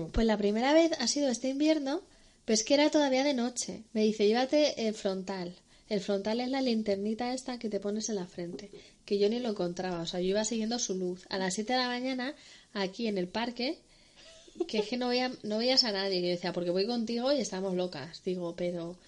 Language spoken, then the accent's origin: Spanish; Madrid, Community of Madrid, Spain; Somos dos chicas madrileñas